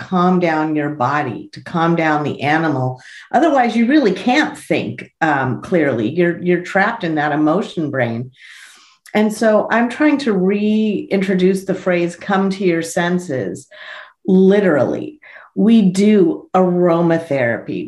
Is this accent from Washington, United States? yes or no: no; Los Angeles, California, United States; I was born in Tarzana